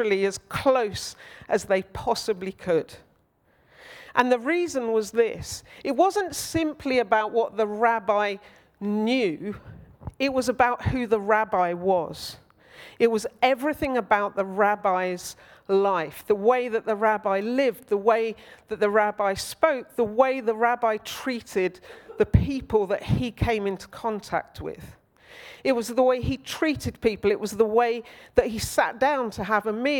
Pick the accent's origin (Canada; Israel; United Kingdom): United Kingdom; Old Basing, South East England; now in South London, United Kingdom; I grew up in Old Basing.